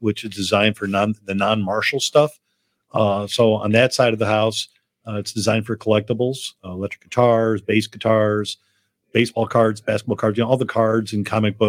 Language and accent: English; Northwest Indiana, United States; also born or lived in Chicago, Illinois / Naperville, Illinois; now in Chicago area, United States; Born and raised in Northwest Indiana.